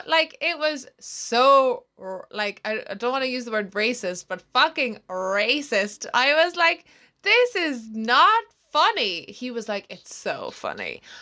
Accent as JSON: {"language": "English", "country": "Ireland", "accent": "Irish"}